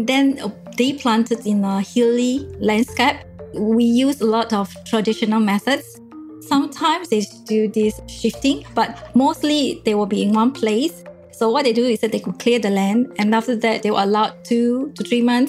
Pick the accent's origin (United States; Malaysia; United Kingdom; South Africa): Malaysia; Bintulu, Sarawak; I'm born in Bintulu, Sarawak, and I'm calling from Bintulu, Sarawak